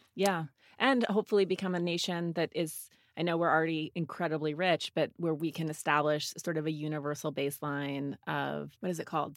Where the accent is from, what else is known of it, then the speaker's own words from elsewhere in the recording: Montana, United States; I grew up in Montana